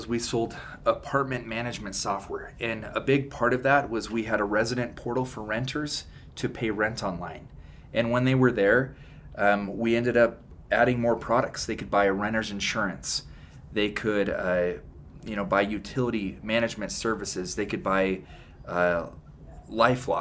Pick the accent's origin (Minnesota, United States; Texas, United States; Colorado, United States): Colorado, United States; Pueblo; also born or lived in Billings, Montana; I grew up in Pueblo, Colorado, and my dad moved me to Billings, Montana when I was six. My parents split, so I moved back to Colorado and then just visited my dad every summer in Montana.